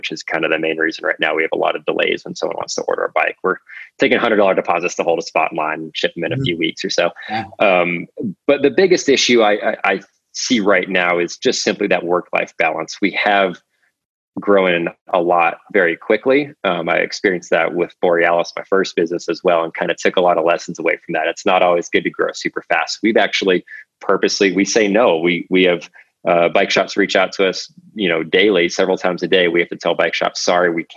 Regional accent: Alaska, United States; moved away as an adult; also born or lived in Colorado Springs, Colorado / Utah; now in Carbondale, United States; I grew up in Alaska, went to school at Colorado College

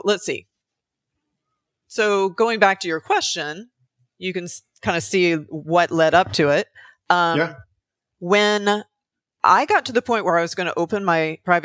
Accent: Alabama, United States; moved away as an adult; also born or lived in Oregon / Canada (family); now in Los Angeles, United States; I grew up in Alabama

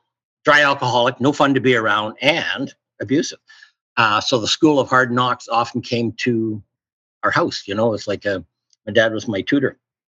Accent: Toronto, Ontario, Canada; moved away as an adult; also born or lived in Vancouver, British Columbia / North Bay, Ontario; now in Port Moody, Canada; we went to move to Toronto, and I did my public schooling in Toronto, and then my high schooling in North Bay, Ontario. It's 220 miles north of Toronto

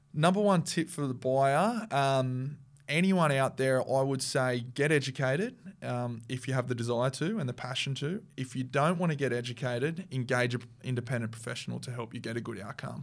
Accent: Central Coast, New South Wales, Australia; I grew up on the Central Coast

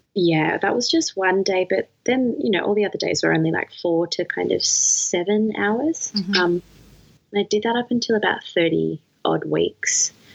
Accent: Melbourne, Victoria, Australia; moved away as an adult; also born or lived in New South Wales; I just moved back to my hometown

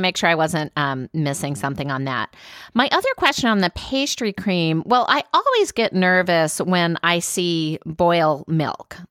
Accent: Louisiana, United States; moved away; Louisiana, my home state

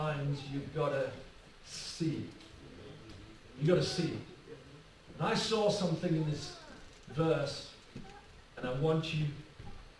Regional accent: Rushyford, North East England, United Kingdom; I'm from County Durham. I'm from a little village called Rushy Ford

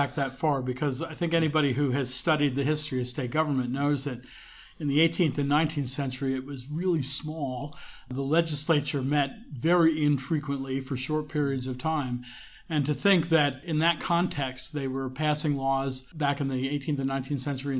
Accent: New Jersey, United States; how that's such a big part of growing up in New Jersey. You know, people who aren't from here think New Jersey's just the northern part of the Jersey Turnpike

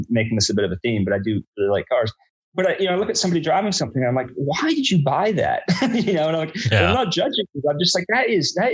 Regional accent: outside New York City, United States; moved away as an adult; also born or lived in Brooklyn, New York; now in Richmond, United States; I grew up outside New York City

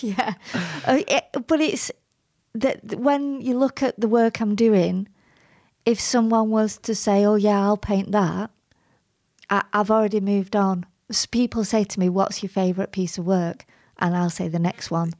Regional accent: Bury, North West England, United Kingdom; You can't get more Barry, actually. I was born on Gig Lane

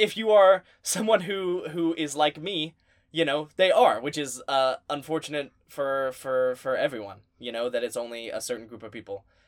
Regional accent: the South, United States; we're from the South.

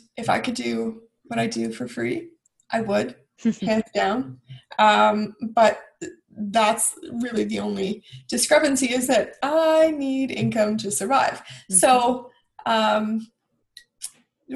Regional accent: Ajax, Ontario, Canada; also born or lived in Bowmanville; I was born and raised in Ajax, and then I moved to Bowmanville

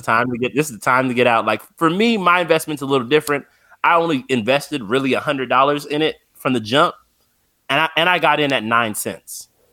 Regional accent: San Bernardino, California, United States; I'm from San Bernardino, California, so I'm only about two and a half hours from Vegas

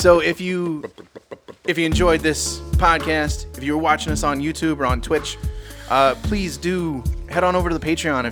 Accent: Chicago, Illinois, United States; I'm from Chicago

